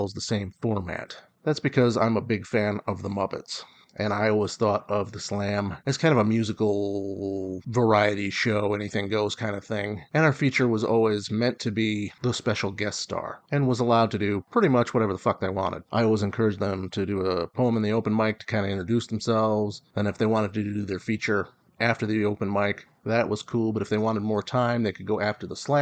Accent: Kalamazoo, Michigan, United States; I was born and raised in Kalamazoo, Michigan

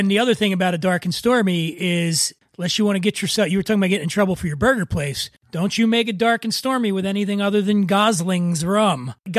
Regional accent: Philadelphia, Pennsylvania, United States; moved away; I grew up in the Northeast section of Philadelphia.

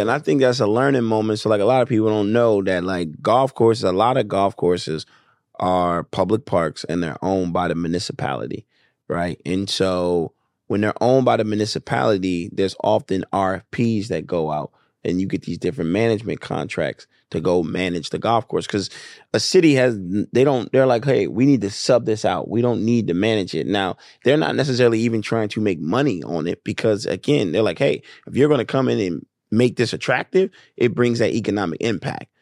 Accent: Wilmington, Delaware, United States; moved away as an adult; also born or lived in Atlanta, Georgia; I grew up in Wilmington, Delaware

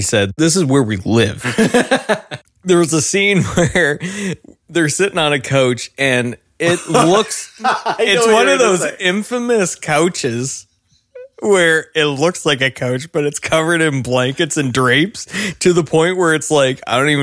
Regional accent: Canada; accent: Canadian

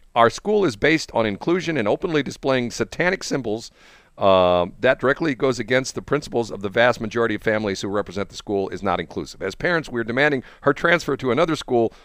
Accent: Peculiar, Missouri, United States; I was born in Peculiar.

